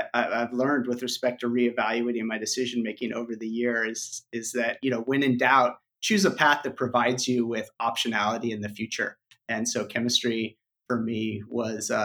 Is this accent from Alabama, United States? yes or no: no; Santa Rosa, California, United States; I was born and raised in California. I grew up mostly in Santa Rosa, which is about 40 miles north of San Francisco